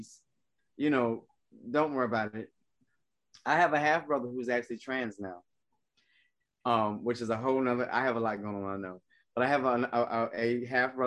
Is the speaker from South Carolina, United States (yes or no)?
yes; South Carolina, United States; moved away; I'm originally from South Carolina.